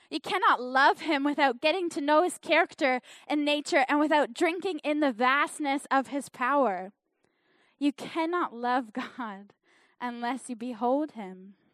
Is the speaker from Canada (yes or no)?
yes; Canada; accent: Canadian; now in New Zealand; I think I still sound pretty Canadian. But my accent has changed because I am, I am living in New Zealand.